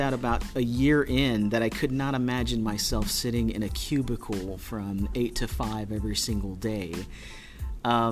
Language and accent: English; Alice, Texas, United States; I grew up in Alice, Texas